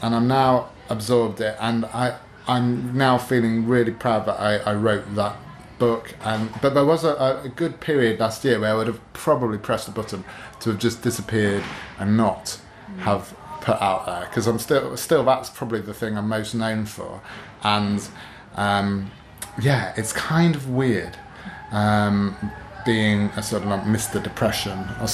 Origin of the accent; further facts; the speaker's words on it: Newark-on-Trent, East Midlands, United Kingdom; My hometown of Newark-on-Trent, which rarely has any kind of literary events.